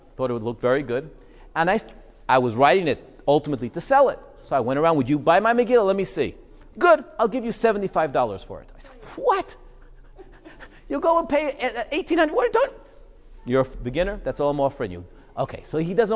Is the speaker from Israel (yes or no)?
yes; Israel; I was growing up in Israel, we made Aliyah when I was 6